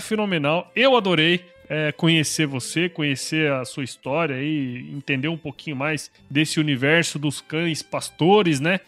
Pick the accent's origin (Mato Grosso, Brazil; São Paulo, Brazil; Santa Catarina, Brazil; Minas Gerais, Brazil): Mato Grosso, Brazil; Eu sou de Mato Grosso.